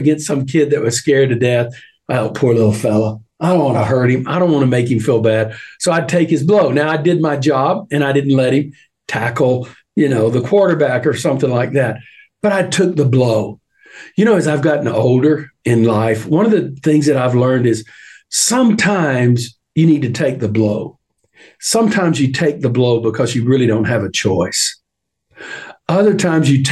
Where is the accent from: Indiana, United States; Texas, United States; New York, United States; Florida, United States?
Texas, United States; I'm a Texan.